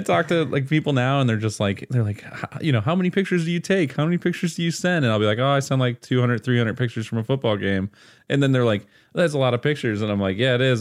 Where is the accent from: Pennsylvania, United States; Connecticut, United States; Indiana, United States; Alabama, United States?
Pennsylvania, United States; I'm from Pennsylvania